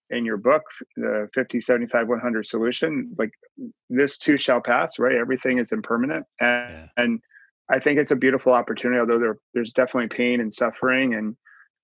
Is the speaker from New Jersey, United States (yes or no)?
yes; New Jersey, United States; we're two Jersey guys